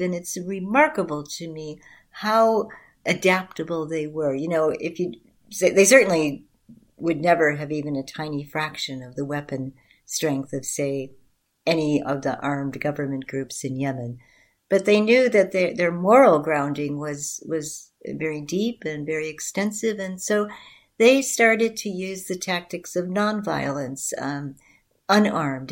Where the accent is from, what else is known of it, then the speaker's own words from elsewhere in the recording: Chicago, Illinois, United States; I come from a community on the southwest side of Chicago